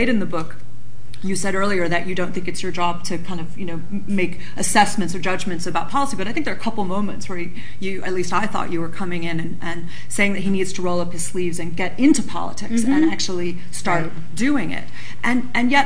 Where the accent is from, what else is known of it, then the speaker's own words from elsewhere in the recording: Chicago, Illinois, United States; now in United Kingdom; I come from Chicago.